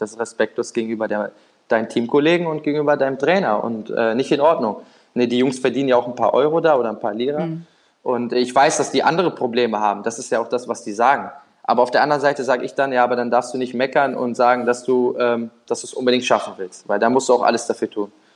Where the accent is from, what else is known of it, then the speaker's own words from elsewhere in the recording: Düsseldorf, North Rhine-Westphalia, Germany; moved away as an adult; now in Naples, Italy; Ich bin in, in Düsseldorf da groß geworden